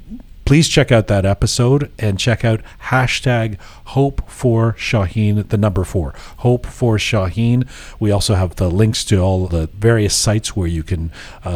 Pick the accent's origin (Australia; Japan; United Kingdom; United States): United Kingdom; England; now in Canada; I grew up in England